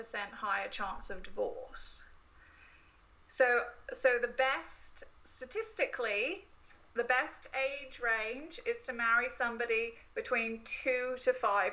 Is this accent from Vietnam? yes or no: no; United Kingdom; now in United States; I, as a Brit